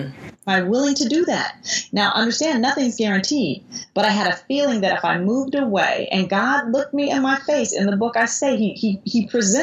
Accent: Oakland, California, United States; I grew up with in Oakland

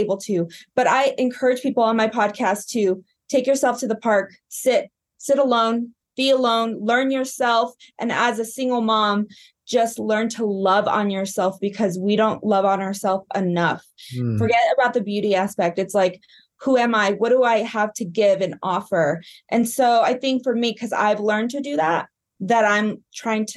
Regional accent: Albuquerque, New Mexico, United States; moved away; also born or lived in Colorado; my hometown in Albuquerque

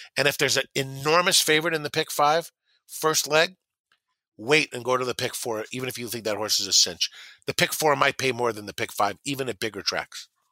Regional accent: Southern California, United States; I grew up in Southern California listening to race calls

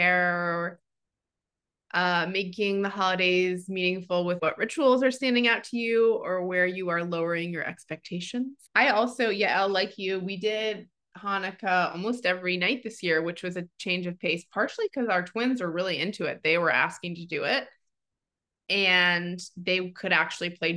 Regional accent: New York City, New York, United States; moved away as an adult; as a lifelong New Yorker

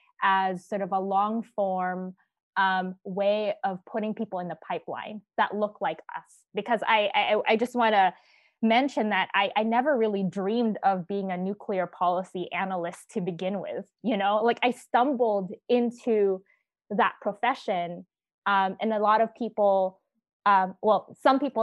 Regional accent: United States; as an American

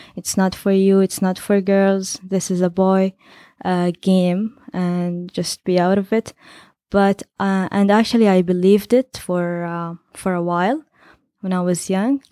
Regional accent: Saudi Arabia

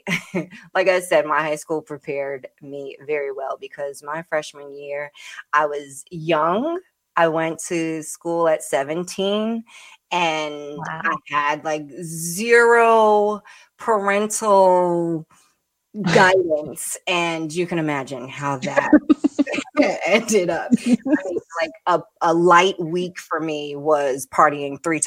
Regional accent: New York City, New York, United States; moved away as an adult; now in Connecticut, United States; I was born and raised in Brooklyn

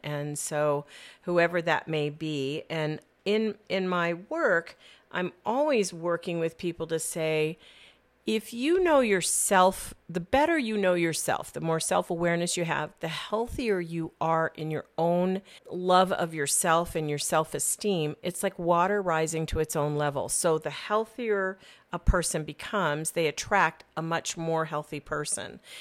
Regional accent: Phoenix, Arizona, United States; also born or lived in Southern California; Being a Phoenician

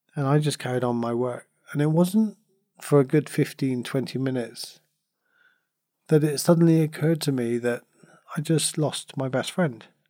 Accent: Cornwall, South West England, United Kingdom; I come from Cornwall, and I still in Cornwall, you know, I was born here, and we're surrounded by beaches

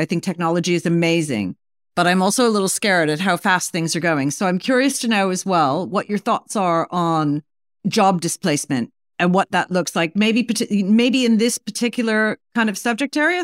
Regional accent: New York, United States; moved away; I used to live there. It's been, like, thirty-five years, and I still, like, you know, I still feel like part of my soul, and part of my soul, I'm a New Yorker

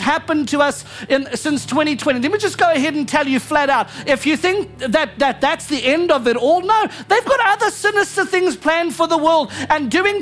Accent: South Africa; now in United States; I come from South Africa

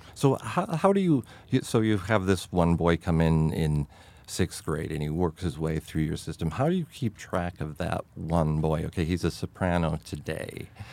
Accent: New York, United States; growing up in New York

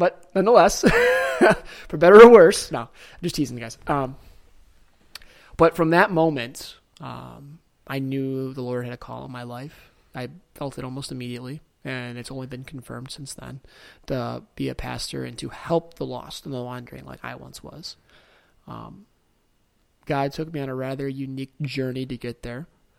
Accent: Detroit, Michigan, United States; I grew up locally here in Metro Detroit. Shout out 313.

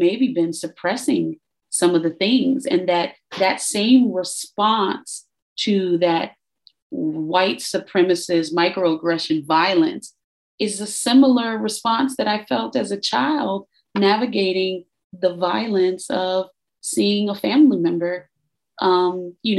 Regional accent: Chicago, Illinois, United States; growing up in Chicago, you even though your parents shield you from violence

